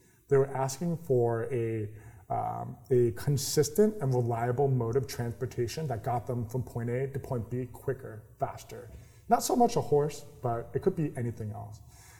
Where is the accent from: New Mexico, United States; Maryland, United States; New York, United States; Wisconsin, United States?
New York, United States; So I am a New Yorker. I don't have the accent of a New Yorker. I like my coffee. I completely lost the New York accent.